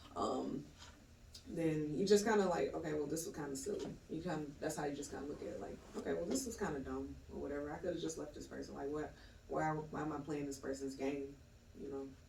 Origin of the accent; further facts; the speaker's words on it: Atlanta, Georgia, United States; also born or lived in Clayton County, Georgia; I am from Atlanta. I'm an Atlanta native. Um, I grew up in Adamsville